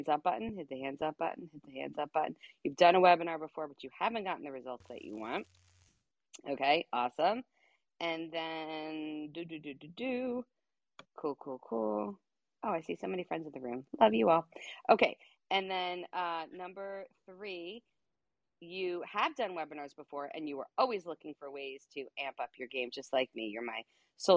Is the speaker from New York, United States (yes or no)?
yes; New York, United States; I talk very fast. I am from New York. We talk fast